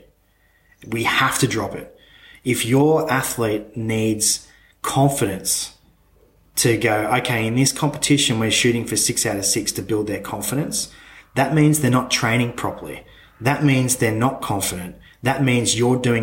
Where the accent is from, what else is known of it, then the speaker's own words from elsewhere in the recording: Australia; as an Australian being part of the Commonwealth